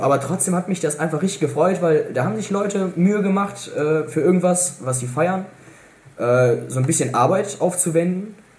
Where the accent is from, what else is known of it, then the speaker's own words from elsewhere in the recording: Cologne, North Rhine-Westphalia, Germany; als Kölner